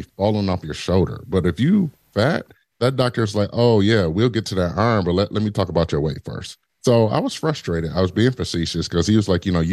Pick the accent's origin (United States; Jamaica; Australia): United States; Detroit, Michigan; Growing up in Detroit was rough